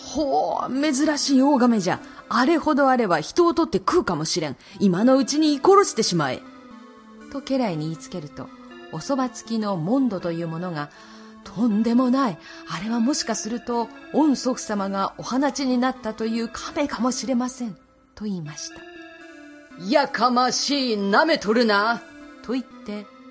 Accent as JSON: {"language": "Japanese", "region": "Nagasaki", "country": "Japan", "tie": "born or raised there", "said": "私が生まれ育っている長崎市"}